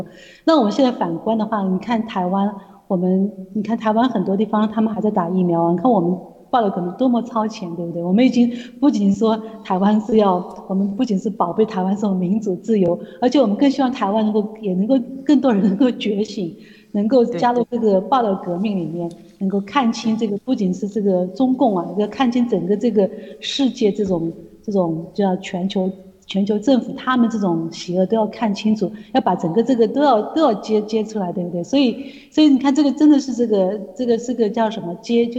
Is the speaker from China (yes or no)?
yes; China; 因为我们刚刚从那时候刚刚从大陆来的时候，他他我们跟台湾人这些正徒在一起聚会。